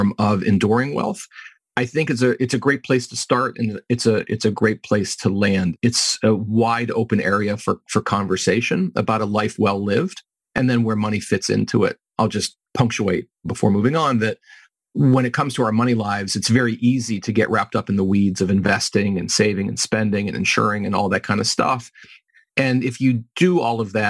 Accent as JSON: {"language": "English", "town": "Pittsburgh", "region": "Pennsylvania", "country": "United States", "tie": "born or raised there", "moved": "as an adult", "lives_now": "Chicago, United States", "said": "born and raised in Pittsburgh"}